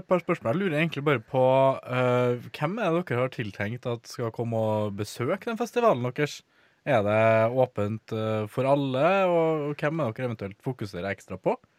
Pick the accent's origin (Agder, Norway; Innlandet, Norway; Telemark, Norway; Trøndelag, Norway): Trøndelag, Norway; Trondheim; moved away; inne på gutterommet mitt hjemme i Trondheim